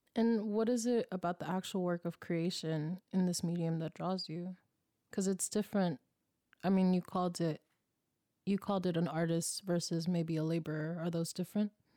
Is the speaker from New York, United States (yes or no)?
no; Oakland, California, United States; moved away; I'm from East Oakland